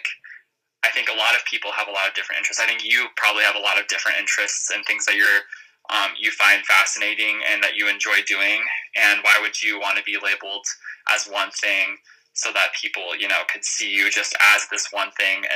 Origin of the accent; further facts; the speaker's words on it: Montana, United States; moved away as an adult; also born or lived in Minneapolis, Minnesota; now in Colorado, United States; I grew up in Montana